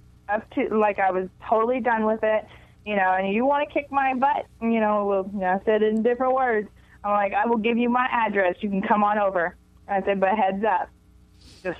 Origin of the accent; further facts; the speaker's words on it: Houston, Texas, United States; moved away as an adult; now in Los Angeles, United States; I'm originally from Houston, Texas. Okay. I've been in Los Angeles for about 25 years